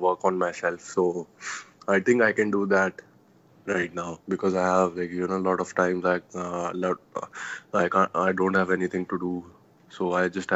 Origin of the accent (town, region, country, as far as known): Mohali, Punjab, India; born or raised there; also born or lived in Jalandhar, Punjab